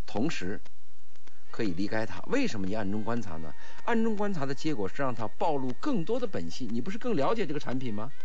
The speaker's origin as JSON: {"language": "Chinese", "country": "China", "said": "但是我们中国人就有一个缺点，贪小便宜"}